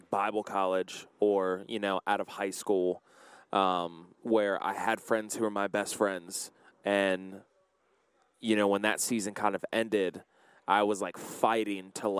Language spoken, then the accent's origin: English; Virginia, United States; moved away; I'm from Virginia, too